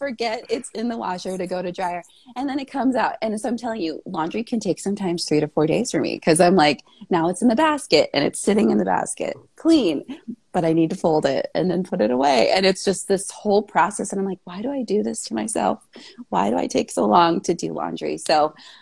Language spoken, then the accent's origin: English; Minnesota, United States; I was born in the Midwest, good old Midwest, Minnesota